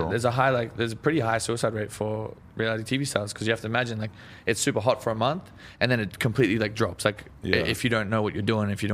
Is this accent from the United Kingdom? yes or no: no; Australia; Yeah, no, that's the thing. Like, I feel like we're stuck in the 80s back in Australia.